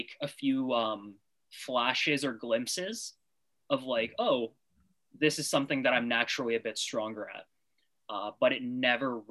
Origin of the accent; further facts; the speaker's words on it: North Vancouver, British Columbia, Canada; also born or lived in Montreal; I'm from North Vancouver, born and raised.